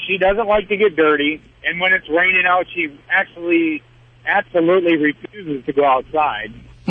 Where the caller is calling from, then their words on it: Tennessee, United States; I'm in Tennessee at the moment right now, so if I do lose you, I do apologize. I'm up in the mountains.